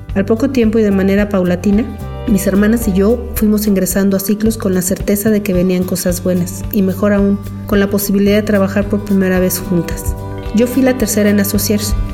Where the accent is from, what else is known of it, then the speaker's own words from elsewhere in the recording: Aguascalientes, Mexico; soy de Aguascalientes